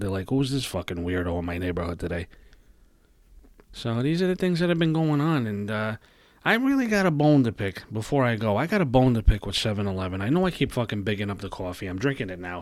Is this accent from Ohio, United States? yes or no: no; New York City, New York, United States; I was, uh, raised in Brooklyn, New York